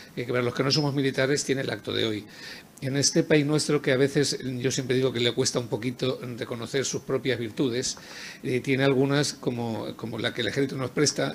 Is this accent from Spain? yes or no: yes; Spain; como español